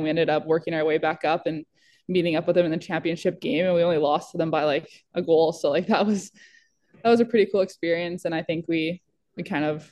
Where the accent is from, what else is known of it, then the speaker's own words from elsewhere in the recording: Minnesota, United States; growing up in Minnesota